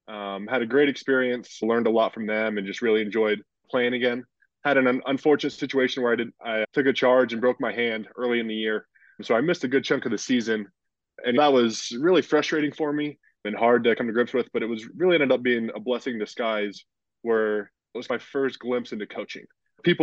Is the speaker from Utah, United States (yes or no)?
yes; Utah, United States; So I'm from Utah, born and raised there. Played on a great high school basketball team, had a great time. Didn't plan initially to play college basketball. I served a two-year LDS mission and then came back and was just going to school at BYU